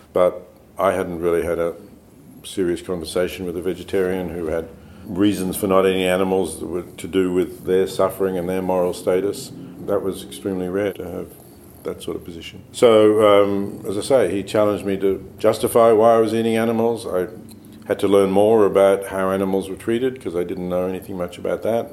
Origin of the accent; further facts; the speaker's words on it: Australia; I was born in Australia